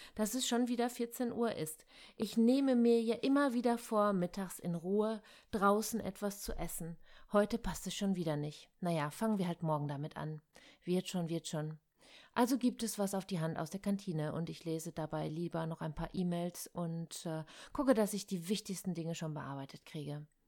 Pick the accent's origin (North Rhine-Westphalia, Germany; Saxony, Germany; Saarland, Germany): North Rhine-Westphalia, Germany; Ruhr area; Bei uns im Ruhrgebiet